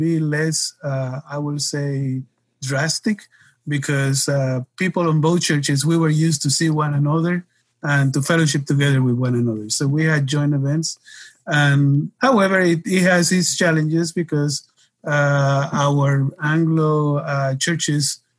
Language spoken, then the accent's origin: English; Puerto Rico; moved away as an adult; also born or lived in Detroit, Michigan / Cleveland, Tennessee / California; my parents moved back to Puerto Rico when I was about 2 years ago. So I grew up in the island